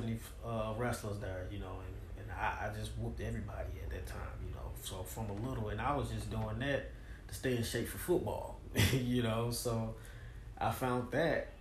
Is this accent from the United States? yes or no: yes; Kirby, Missouri, United States; I'm from Kirby